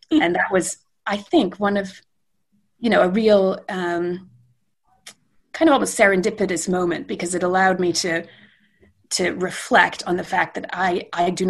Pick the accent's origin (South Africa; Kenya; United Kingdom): United Kingdom; London; I was born in London um, and lived there for